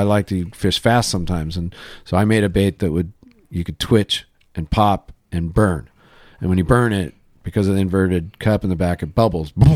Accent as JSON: {"language": "English", "town": "Laguna Niguel", "region": "California", "country": "United States", "tie": "born or raised there", "said": "I grew up in Laguna Niguel, and then we moved to Laguna Hills"}